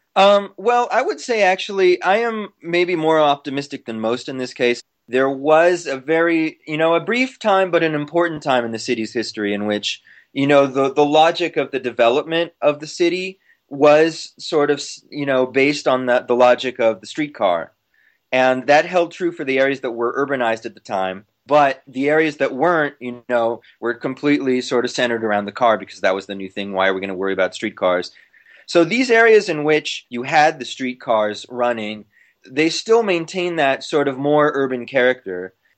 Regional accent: Long Beach, California, United States; I'm from Long Beach

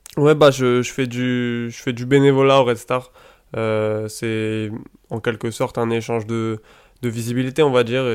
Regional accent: Île-de-France, France; j'ai grandi pas très loin d'un grand club du football français qui est le Paris Saint-Germain, puisque j'habite en fait à à peu près un kilomètre du centre d'entraînement du, PSG

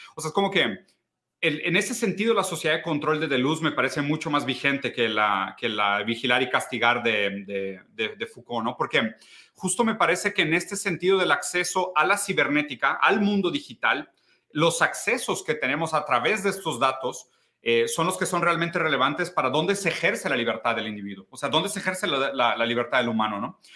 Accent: Brazil; also born or lived in Italy; yo soy brasileño

